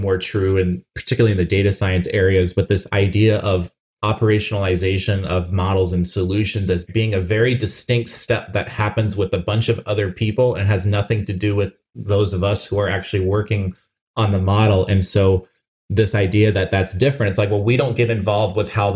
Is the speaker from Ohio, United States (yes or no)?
no; Phoenix, Arizona, United States; Albertsons was a family grocery store for me growing up in Phoenix, Arizona.